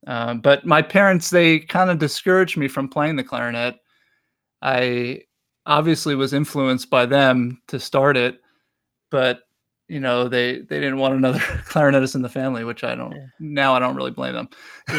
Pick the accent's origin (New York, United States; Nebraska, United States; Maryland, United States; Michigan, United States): New York, United States; New York City; now in Milwaukee, United States; I grew up in Brooklyn, New York.